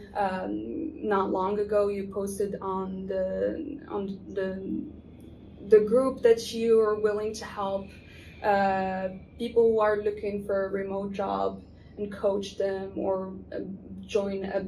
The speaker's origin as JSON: {"language": "English", "country": "Morocco", "moved": "yes", "said": "I come from Morocco, I'm not familiar with other cultures or the Western world"}